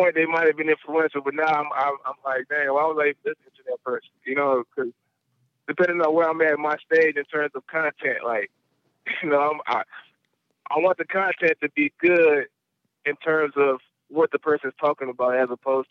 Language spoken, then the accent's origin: English; New Orleans, Louisiana, United States; and I grew up in New Orleans, man, so.